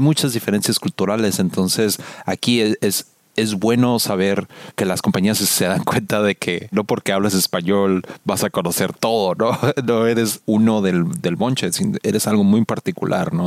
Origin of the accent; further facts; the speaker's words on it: Mexico; accent: Mexican; now in United States; hablando el inglés con el acento y que se notaba que era mexicano